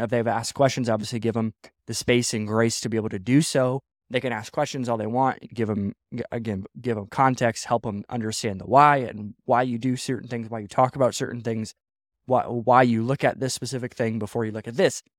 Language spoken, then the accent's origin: English; Midwest, United States; now in West Coast, United States; I grew up in the Midwest